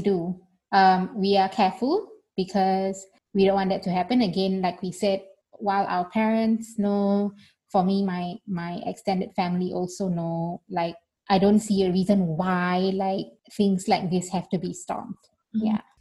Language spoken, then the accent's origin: English; Singapore; moved away as an adult; now in Berlin, Germany; I'm a Singaporean citizen.